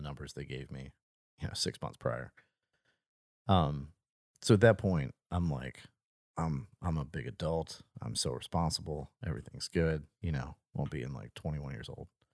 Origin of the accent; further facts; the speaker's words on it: United States; moved away; Hurricane Katrina destroyed my hometown